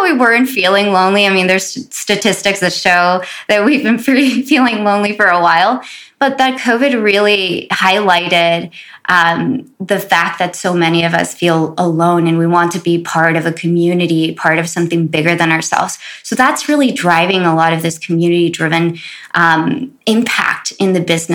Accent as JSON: {"language": "English", "town": "Los Angeles", "region": "California", "country": "United States", "tie": "born or raised there", "said": "growing up in South Central"}